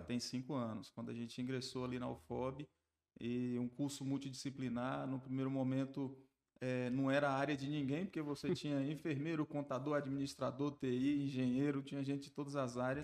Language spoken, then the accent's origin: Portuguese; Barreiras, Bahia, Brazil; also born or lived in Riachão das Neves, Bahia; Nasci em Riachão, mas vim para Barreiras com 9 anos de idade. E aqui estou, ao longo do tempo, desenvolvendo uma trajetória profissional, formei minha família aqui, me estruturei, até me considero barreirense